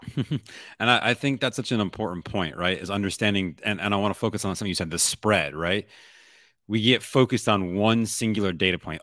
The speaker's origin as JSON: {"language": "English", "town": "Buffalo", "region": "New York", "country": "United States", "said": "I'm from Buffalo. My parents were in Buffalo"}